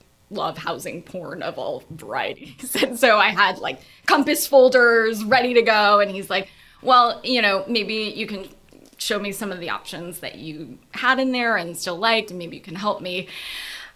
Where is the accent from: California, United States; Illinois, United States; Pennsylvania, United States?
California, United States; Los Angeles; moved away; also born or lived in New York; I grew up in LA, and I lived in 10 cities since then.